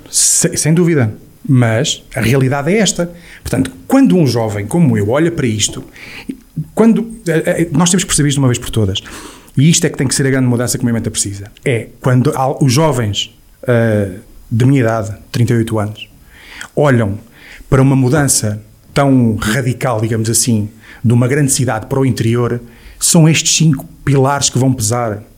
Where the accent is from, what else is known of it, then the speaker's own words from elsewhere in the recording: Portugal; nós portugueses